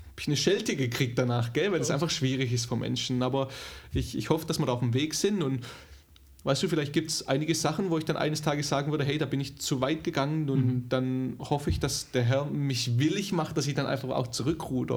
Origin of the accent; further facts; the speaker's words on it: Germany; moved away; also born or lived in Dallas; als Deutscher